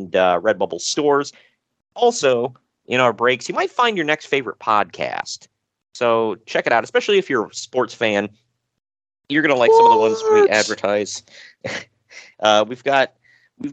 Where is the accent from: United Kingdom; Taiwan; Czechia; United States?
United States; Cleveland, Ohio; I'm from Cleveland